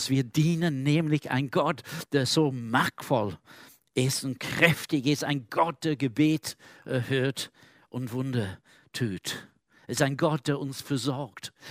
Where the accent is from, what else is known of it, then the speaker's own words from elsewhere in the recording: Manchester, North West England, United Kingdom; German is a second language; Ein Pastor von der, äh, meiner Heimatstadt in Manchester in Großbritannien erzählt erzählte folgende äh, Geschichte